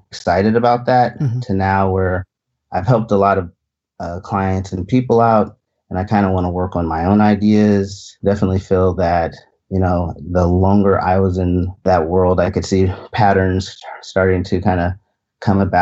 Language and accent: English; Union City, California, United States; moved away as an adult; I grew up in Union City, California. So right in the San Francisco Bay Area.